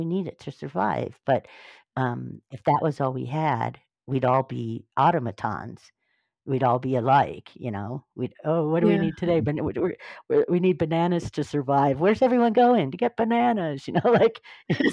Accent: Northern Ohio, United States; born or raised there; now in California, United States

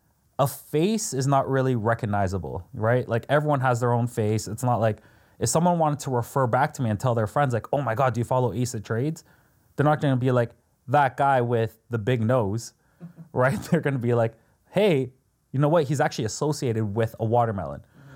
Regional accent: Toronto, Ontario, Canada; I'm also Canadian from Toronto.

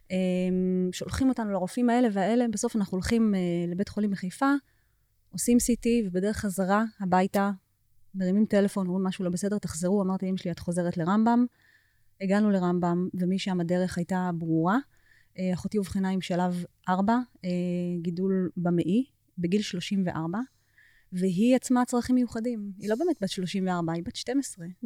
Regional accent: United States; עוד כשהיינו קטנות בארצות הברית, אה, שירים בעברית.

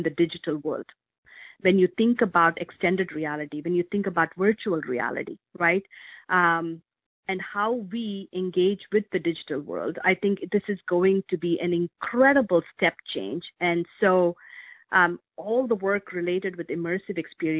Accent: India; moved away as an adult; now in Medina, United States; I grew up in India, and I came of age as India was driving its information technology revolution

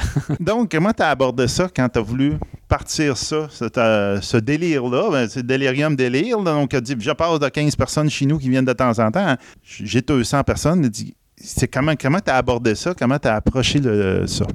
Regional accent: Bas-Saint-Laurent, near Rimouski, Quebec, Canada; je viens du Bas-Saint-Laurent. Je suis originaire de ce coin-là, dans le coin de Rimouski

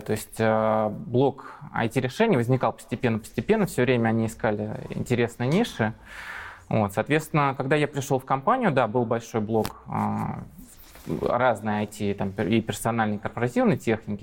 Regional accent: Moscow, Russia; also born or lived in Ilmenau, Germany; Я москвич

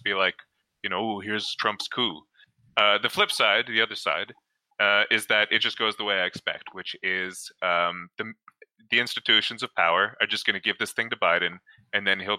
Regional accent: Canada; I'm Canadian.

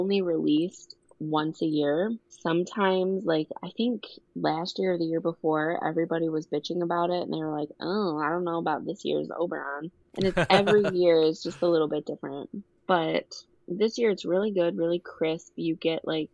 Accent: Michigan, United States; I'm from Michigan

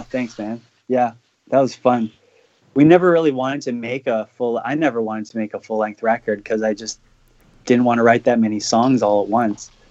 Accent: Canada; as a Canadian

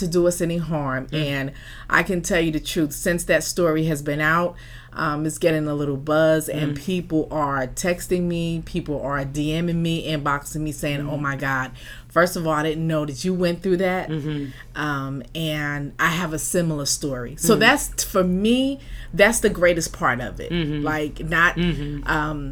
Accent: Newark, New Jersey, United States; now in Los Angeles, United States; I was born and raised in Newark, New Jersey. I live in LA now. I've been out here for about 20 years now.

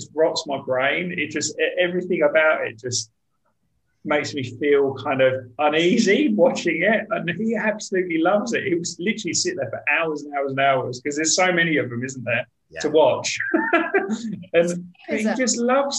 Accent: Brentwood, East of England, United Kingdom; moved away; I grew up in Brentwood

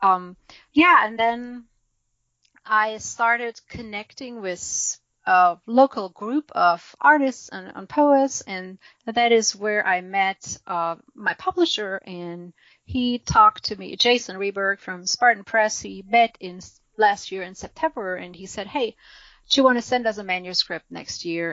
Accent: Germany; English is a second language; moved away as an adult; now in United States; we emigrated from Germany to the U.S.

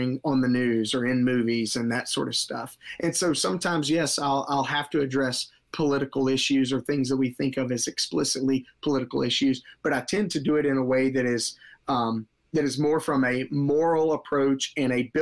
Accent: Mississippi, United States; now in Marietta, United States; I'm not originally from Georgia. I grew up in Mississippi, and things are a little slower moving down there.

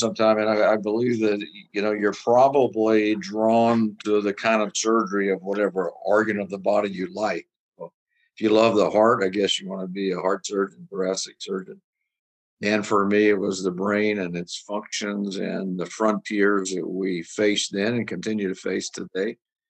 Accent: Louisiana, United States; now in Chicago, United States; I grew up in Louisiana. I'm a Louisiana native, born and raised there.

